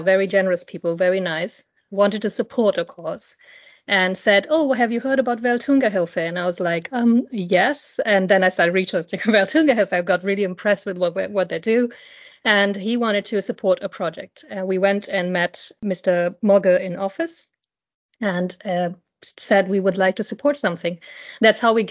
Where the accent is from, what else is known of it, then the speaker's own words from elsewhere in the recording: India; moved away; I grew up in India, and poverty is something that I saw every day